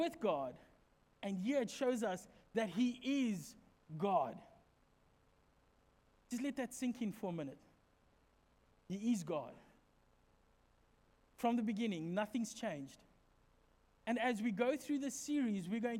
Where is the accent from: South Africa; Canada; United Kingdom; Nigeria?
South Africa; Secunda, Mpumalanga; moved away; Where we come from, back in my hometown, in the street behind us, there used to be this house